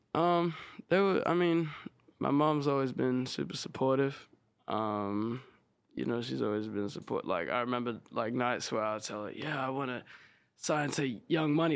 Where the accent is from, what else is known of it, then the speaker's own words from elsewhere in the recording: Sydney, New South Wales, Australia; moved away as an adult; also born or lived in South Australia; now in Los Angeles, United States; I was born in Sydney, and then when I was maybe like seven or eight, I moved out to like a small country town